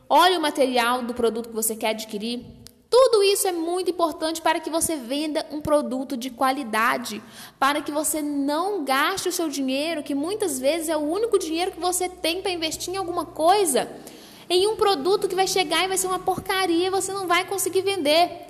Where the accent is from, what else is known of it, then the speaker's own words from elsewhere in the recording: Minas Gerais, Brazil; Eu, por exemplo, sou aqui de Minas Gerais.